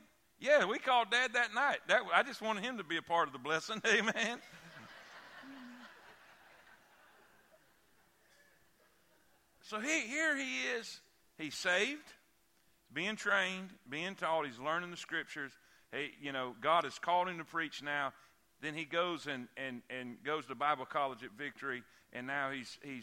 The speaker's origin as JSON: {"language": "English", "region": "South Florida", "country": "United States", "also_born_or_lived": "Fort Pierce, Florida", "moved": "as an adult", "lives_now": "Alabama, United States", "said": "I'm from South Florida"}